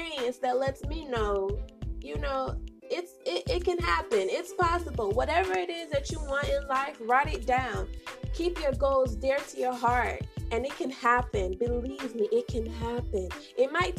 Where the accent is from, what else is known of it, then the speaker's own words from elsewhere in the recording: St. Kitts & Nevis; also born or lived in Bronx, New York, United States; I was raised in the beautiful islands of St. Kitts and Nevis, so big up my peoples